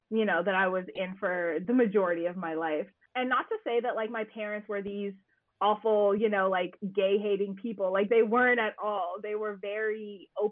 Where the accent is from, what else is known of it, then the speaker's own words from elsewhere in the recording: Washington, District of Columbia, United States; now in New York, United States; I grew up in Washington, D.C.